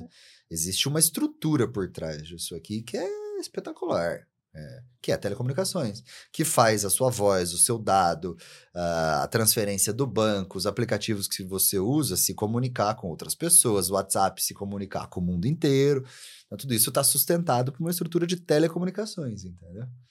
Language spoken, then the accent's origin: Portuguese; interior of São Paulo, Brazil; eu lembro quando era criança, né? eu sou do interior de São Paulo